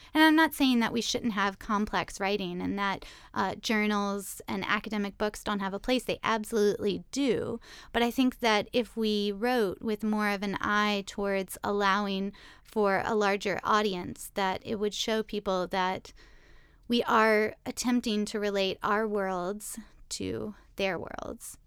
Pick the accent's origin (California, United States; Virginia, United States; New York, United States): Virginia, United States; Richmond; moved away; also born or lived in Roanoke, Virginia; I was raised in Richmond, Virginia